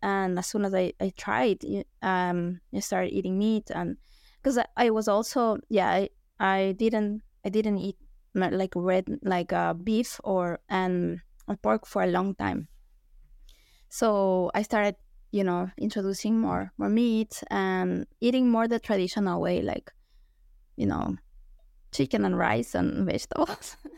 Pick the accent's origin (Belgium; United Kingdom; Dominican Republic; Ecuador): Ecuador; Quito, Pichincha; moved away as an adult; also born or lived in Illinois, United States; now in United States; I'm from Ecuador